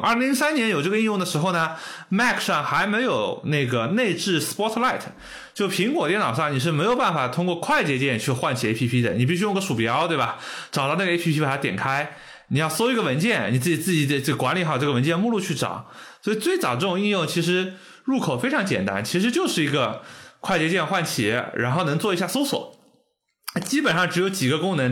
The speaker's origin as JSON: {"language": "Chinese", "country": "China", "said": "就跟我们中国人的很多电商的套路"}